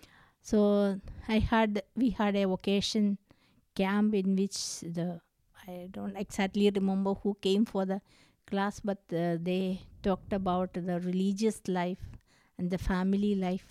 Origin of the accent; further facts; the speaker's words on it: Kerala, India; I am from Kerala, and I have born and brought up in a Catholic family.